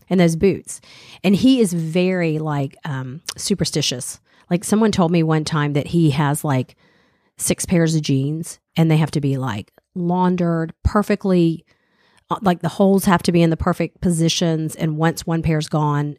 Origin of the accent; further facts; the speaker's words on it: the South, Southern United States, United States; accent: Southern; moved away; also born or lived in Boston; I don't even think I really have, you know, a Southern accent